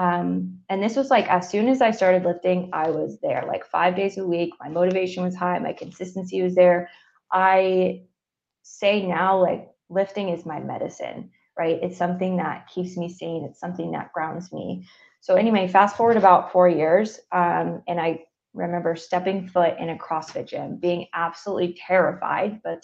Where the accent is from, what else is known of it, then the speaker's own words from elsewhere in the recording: Northeast, United States; moved away; I'm from the Northeast.